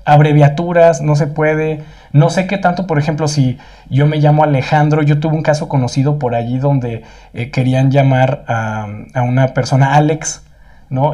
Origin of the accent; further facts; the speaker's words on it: Mexico; ya sabemos cómo somos los mexicanos